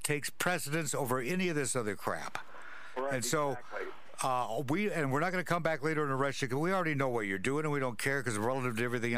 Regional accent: Spokane, Washington, United States; also born or lived in Walla Walla, Washington; it's all from my hometown.

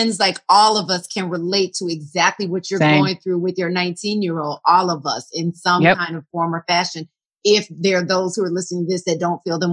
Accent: Atlanta, Georgia, United States; that's my hometown

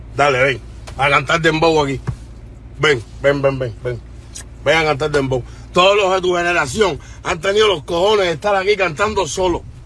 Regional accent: Havana, Cuba; Yo soy de La Habana, de Cuba, de La Habana

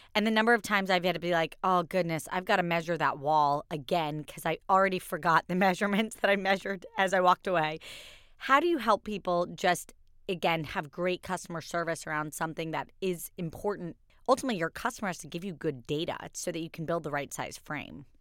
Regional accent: Kentucky, United States; I was born in Kentucky.

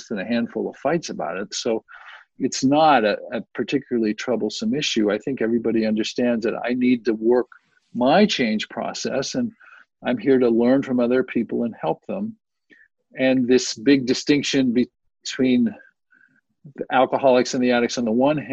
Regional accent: Youngstown, Ohio, United States; now in San Diego, United States; I grew up in Youngstown, Ohio

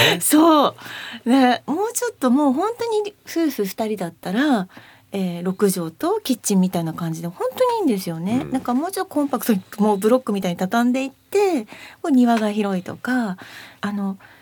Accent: Akita, Japan; now in Machida, Japan; 私は秋田出身夫は広島出身

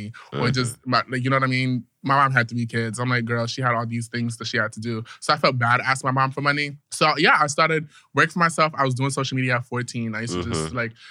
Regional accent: New York, United States; In New York, I feel like we all grow up at the age of 5

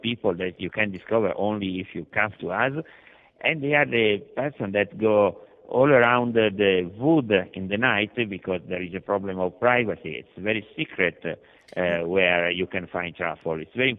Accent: Italy; Hi, I'm from Italy.

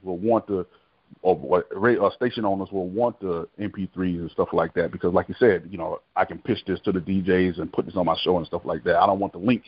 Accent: Miami, Florida, United States; moved away; I'm originally from Florida, Florida boy, but I'm um, born and raised in Miami, Florida

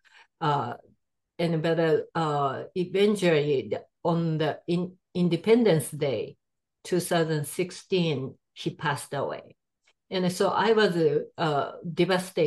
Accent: Japan; English is a second language; moved away as an adult; now in United States; I'm from Japan.

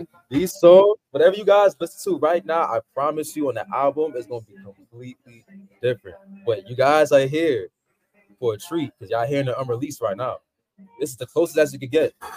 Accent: New York City, New York, United States; also born or lived in Queens, New York; born and raised in Brooklyn, New York. Now I currently live in Queens.

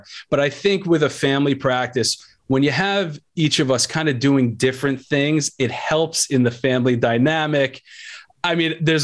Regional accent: Long Island, New York, United States; I'm a New York guy, you know, born and raised in Long Island

